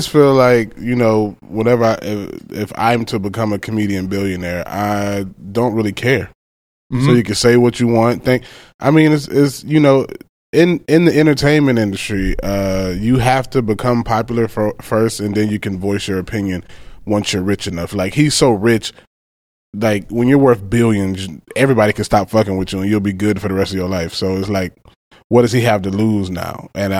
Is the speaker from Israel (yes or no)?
no; Macon, Georgia, United States; moved away; also born or lived in Florida; I grew up in Macon, Georgia.